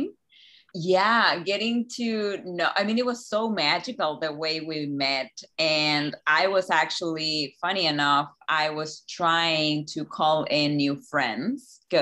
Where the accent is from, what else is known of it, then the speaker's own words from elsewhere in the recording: Chile; moved away as an adult; now in Key West, United States; I grew up in Chile